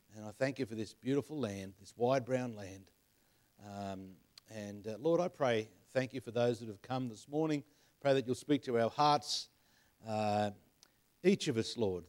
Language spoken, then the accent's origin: English; Penrith, New South Wales, Australia; I was born in Penrith, so, uh, I'm a Westie at heart.